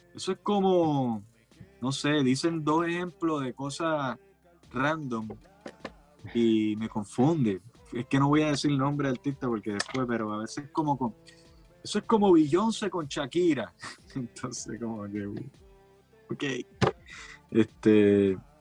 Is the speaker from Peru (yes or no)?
no; Puerto Rico; nosotros como puertorriqueños